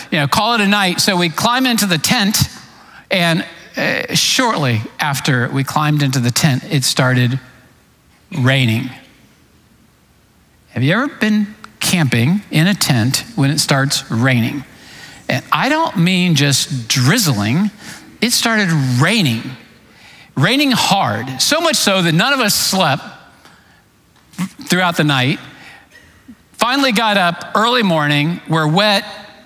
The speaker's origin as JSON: {"language": "English", "town": "Clearwater", "region": "Florida", "country": "United States", "tie": "born or raised there", "also_born_or_lived": "East Tennessee", "moved": "as an adult", "said": "I was raised in Clearwater, Florida"}